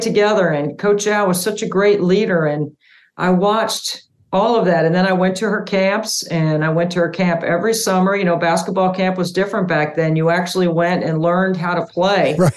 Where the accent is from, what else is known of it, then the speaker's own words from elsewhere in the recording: Cary, North Carolina, United States; also born or lived in upstate New York; my dad got transferred to the Triangle area, so we moved to Cary, North Carolina